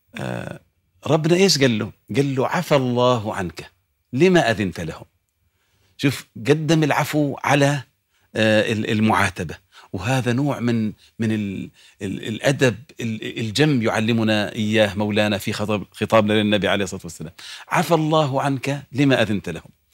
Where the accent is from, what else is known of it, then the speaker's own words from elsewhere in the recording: Jordan; عندنا في الأردن